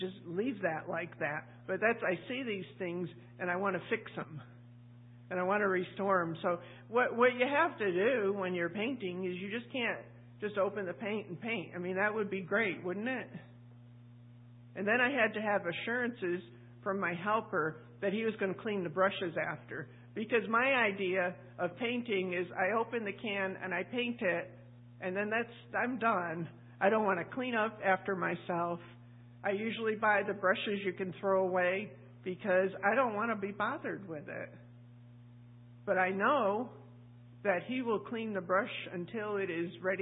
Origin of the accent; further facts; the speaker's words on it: New England, United States; moved away; I'm from New England